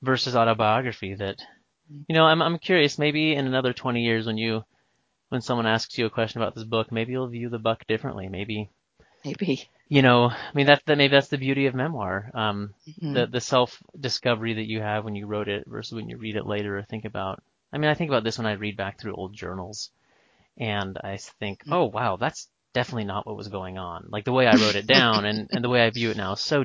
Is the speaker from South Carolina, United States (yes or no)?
no; Bellingham, Washington, United States; Bellingham, Washington, up on the border